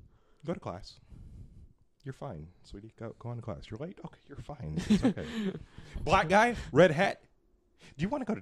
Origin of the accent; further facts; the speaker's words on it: Hercules, California, United States; also born or lived in Richmond, California; I grew up in Hercules for a large part of my life until I was like 11 years old.